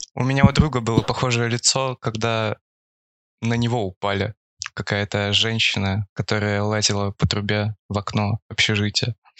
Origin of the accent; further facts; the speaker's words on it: Far East, Russia; я с Дальнего Востока